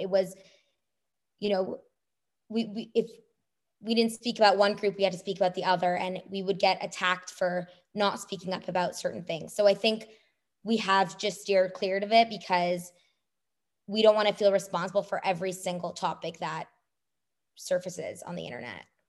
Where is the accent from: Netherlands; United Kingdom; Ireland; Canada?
Canada; now in United States; I'm a Canadian